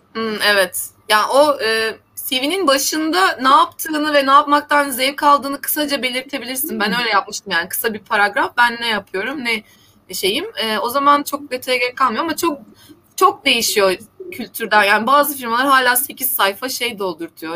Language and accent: Turkish; Black Sea Region, Turkey; ben Karadenizliyim